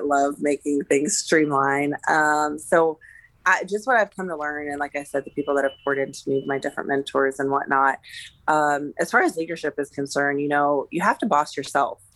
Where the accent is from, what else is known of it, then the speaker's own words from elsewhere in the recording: Pittsburgh, Pennsylvania, United States; also born or lived in Colorado; I grew up in the Pittsburgh area. I'm originally from Colorado, but I did grade school and high school in the Pittsburgh area